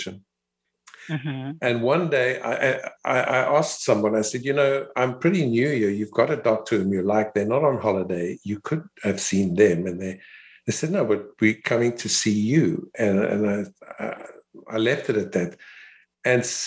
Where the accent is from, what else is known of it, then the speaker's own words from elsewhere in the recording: Cape Town, Western Cape, South Africa; I was born in Cape Town, South Africa, where I attended school and qualified as a physician at the University of Cape Town